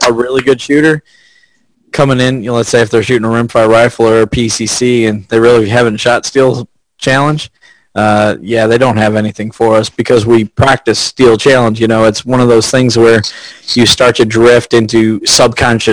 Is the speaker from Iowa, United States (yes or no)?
no; Georgia, United States; I'm from Georgia